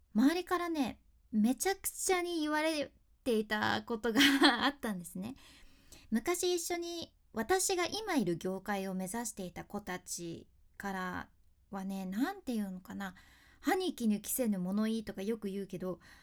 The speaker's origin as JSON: {"language": "Japanese", "area": "Hakata", "region": "Fukuoka", "country": "Japan", "accent": "Hakata dialect", "said": "ここでなまっちゃった博多弁の"}